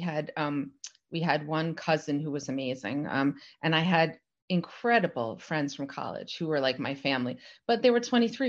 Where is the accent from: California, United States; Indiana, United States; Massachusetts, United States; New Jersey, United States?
New Jersey, United States; I grew up in New Jersey